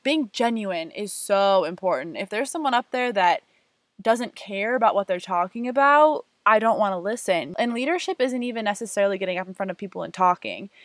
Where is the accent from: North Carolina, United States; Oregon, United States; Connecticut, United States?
Oregon, United States; Portland; now in Las Vegas, United States; I grew up in Portland, Oregon, and i am a current UNLV student